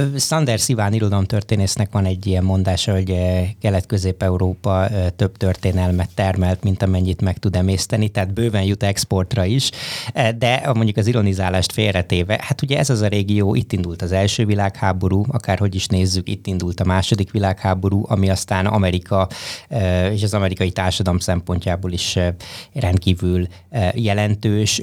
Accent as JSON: {"language": "Hungarian", "country": "Hungary", "moved": "yes", "lives_now": "Boston, United States", "said": "amikor Brassóba egy nyári egyetemen románul tanultam az egyetlen magyarországi magyarként"}